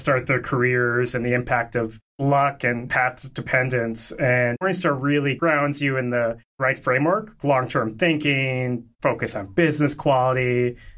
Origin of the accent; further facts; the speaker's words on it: Connecticut, United States; growing up in Connecticut